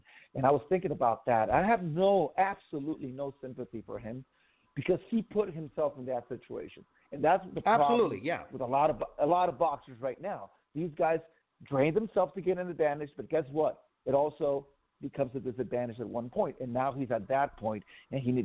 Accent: Tijuana, Baja California, Mexico; I grew up in Tijuana. Mexican, born in Mexico

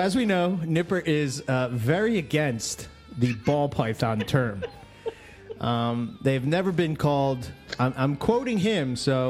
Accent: Philadelphia, Pennsylvania, United States; accent: Philly; my Philly accent

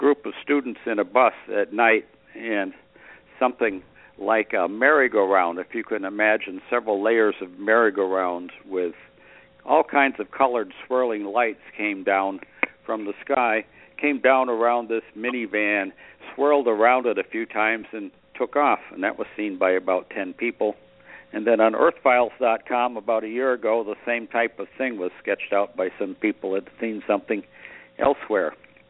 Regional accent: Westport, Massachusetts, United States; Westport, Mass., south of Fall River.

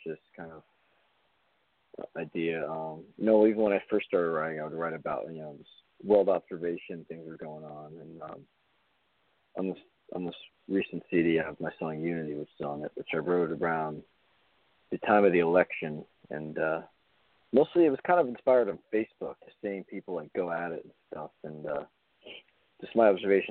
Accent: Raleigh, North Carolina, United States; moved away; also born or lived in Boston; I was seven, and I grew up in Raleigh

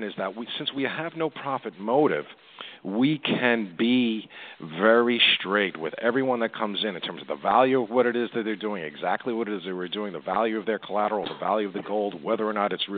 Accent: New York City, New York, United States; I'm a Queens native, born and raised in Woodside, New York

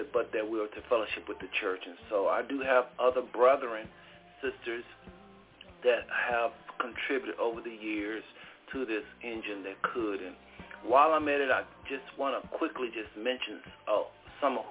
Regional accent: United States; born and raised in America

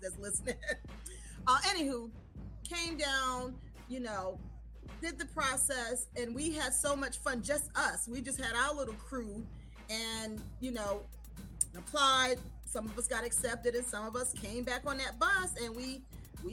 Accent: New Jersey, United States; moved away as an adult; also born or lived in Raleigh, North Carolina; I am from New Jersey.

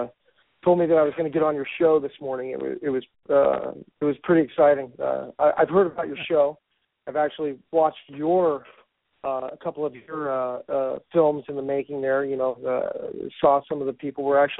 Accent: Reno, Nevada, United States; Born in Reno as a backcountry boy

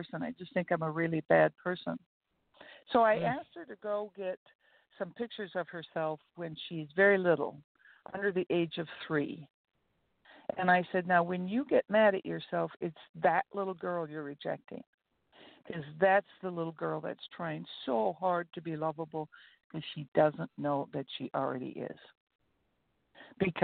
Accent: Fergus Falls, Minnesota, United States; I grew up in a small town that to this day, Fergus Falls, Minnesota, has more churches per population than any city in the United States.

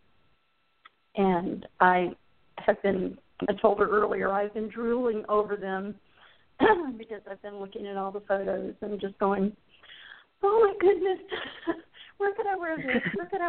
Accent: Phoenix, Arizona, United States; moved away; When I grew up in Arizona in Phoenix

